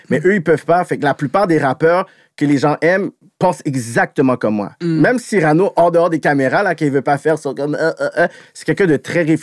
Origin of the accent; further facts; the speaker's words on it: Montreal, Quebec, Canada; Je suis de Montréal, yo, je suis né dans le sens, yo, je, parle avec ça, ça fait partie de mon ADN.